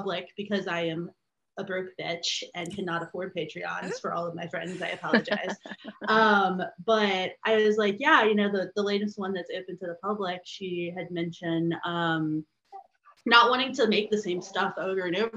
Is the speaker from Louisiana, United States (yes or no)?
yes; Louisiana, United States; now in Chicago suburbs, United States; I'm from Louisiana. And we currently live in the Chicago suburbs. So, my whole family is back in Louisiana.